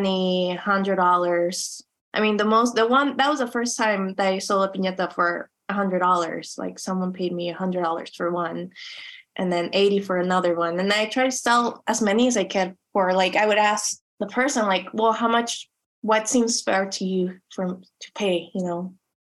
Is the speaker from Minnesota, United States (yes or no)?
no; Chula Vista, California, United States; those little objects that reminded me of growing up in Chula Vista, or like what I like to call it, Chula Juana.